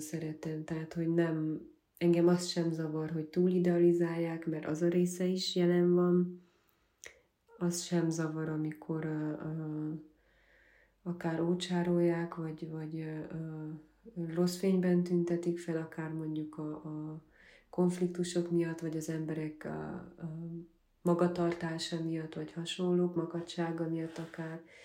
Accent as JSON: {"language": "Hungarian", "town": "Gyergyóújfalu", "region": "Harghita County", "country": "Romania", "tie": "born or raised there", "also_born_or_lived": "Miercurea Ciuc / Budapest", "said": "Gyergyó új faluban nőttem fel, és ott állt a gyermekkorom"}